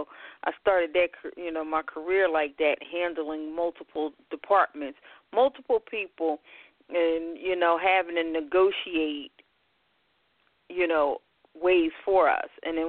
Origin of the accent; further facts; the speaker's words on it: Philadelphia, Pennsylvania, United States; Well, I hail from Philadelphia, born and raised. Been here all my life, even though most people never believe I'm from Philadelphia.